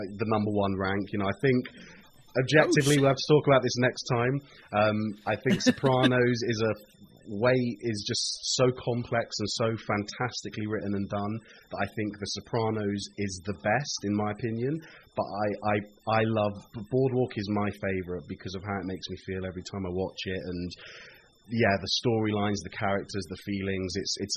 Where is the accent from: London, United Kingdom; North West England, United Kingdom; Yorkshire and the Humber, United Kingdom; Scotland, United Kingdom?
London, United Kingdom; I'm a British musician from London